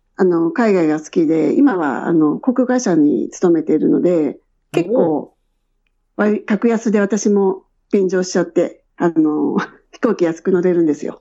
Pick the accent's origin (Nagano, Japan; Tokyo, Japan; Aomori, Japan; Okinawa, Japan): Tokyo, Japan; moved away as an adult; also born or lived in Shinjuku, Tokyo; now in Gold Coast, Australia; 出身は、あの、江戸川区で育ちました。